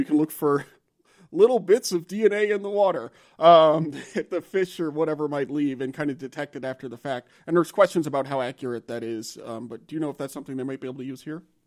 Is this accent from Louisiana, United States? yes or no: yes; Louisiana, United States; moved away; I'm from Louisiana